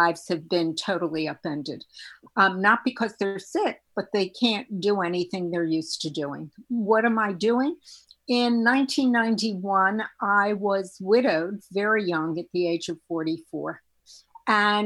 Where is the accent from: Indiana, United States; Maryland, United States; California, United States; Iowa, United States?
Maryland, United States; Baltimore; moved away; also born or lived in New York City; I'm from Baltimore, Maryland, and I trained at Hopkins